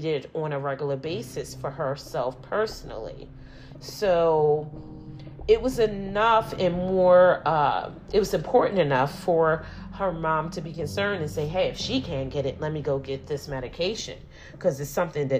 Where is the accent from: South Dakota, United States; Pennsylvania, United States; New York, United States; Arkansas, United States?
Pennsylvania, United States; Philadelphia; I'm from Philly